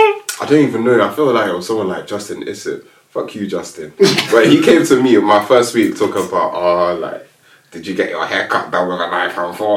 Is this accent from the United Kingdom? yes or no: yes; London, United Kingdom; I was coming from Peckham